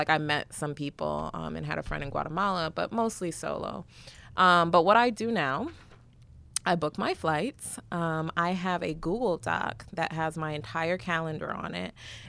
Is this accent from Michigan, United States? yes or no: yes; Detroit, Michigan, United States; So I grew up in Detroit to Ugandan immigrants.